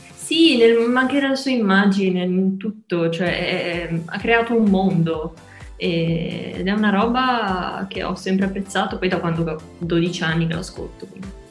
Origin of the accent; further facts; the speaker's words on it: Genoa, Liguria, Italy; ho 22 anni e vengo da Genova